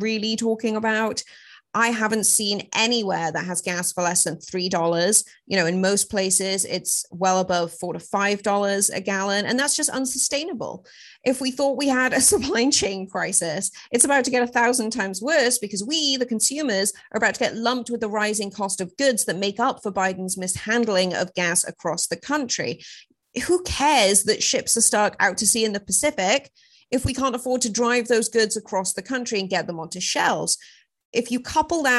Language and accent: English; United Kingdom; moved away as an adult; also born or lived in Los Angeles, United States; now in United States; I'm British